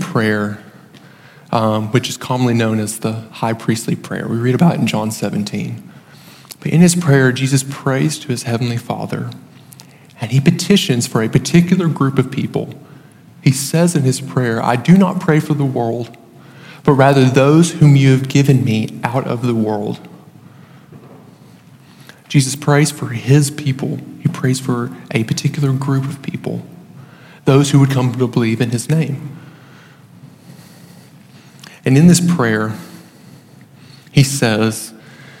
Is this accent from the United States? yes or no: yes; United States; a local church near my hometown, near Lawrenceburg